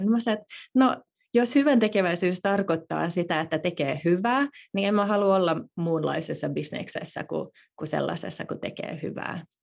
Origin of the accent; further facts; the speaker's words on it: Finland; also born or lived in Silicon Valley, United States; now in United States; päätettiin muuttaa takaisin Suomeen